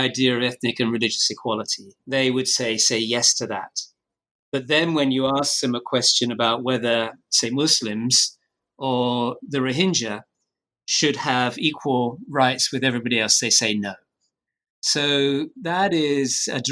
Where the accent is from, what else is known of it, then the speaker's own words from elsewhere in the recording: United Kingdom; I'm British